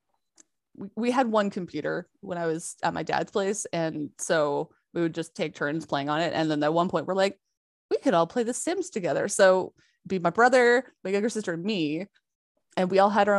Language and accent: English; Canada